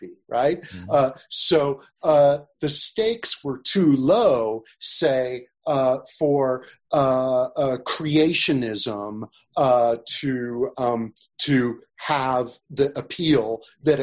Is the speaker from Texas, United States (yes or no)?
no; Sacramento, California, United States; Sacramento where I grew up